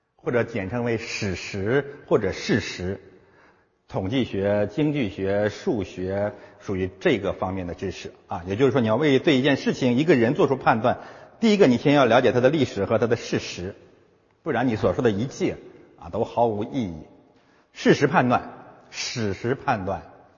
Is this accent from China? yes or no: yes; China; 我们中国人